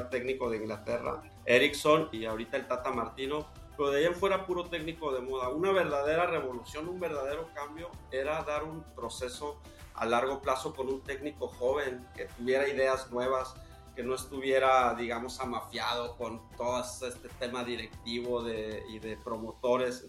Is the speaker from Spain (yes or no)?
no; Mexico; yo obviamente como mexicano